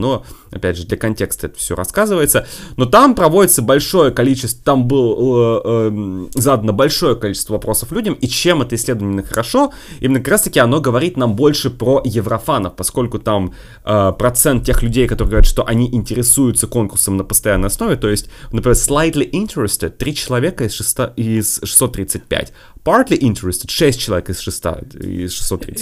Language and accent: Russian; Russia; я изначально из России